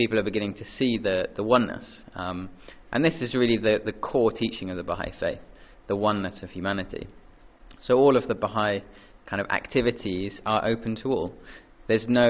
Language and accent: English; England, United Kingdom; born and raised in England